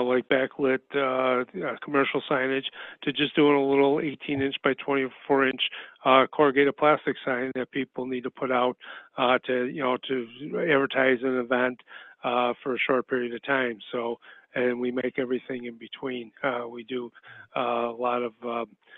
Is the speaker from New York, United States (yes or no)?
yes; Buffalo, New York, United States; moved away as an adult; now in Fort Myers, United States; originally from Buffalo